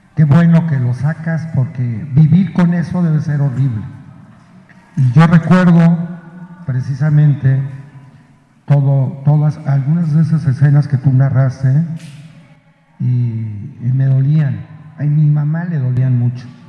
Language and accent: Spanish; Huauchinango, Puebla, Mexico; en Huachinango, mi pueblo